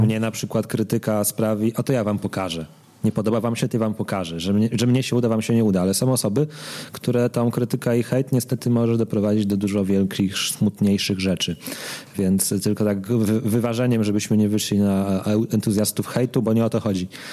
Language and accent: Polish; eastern Poland, Poland; jesteśmy ze wschodu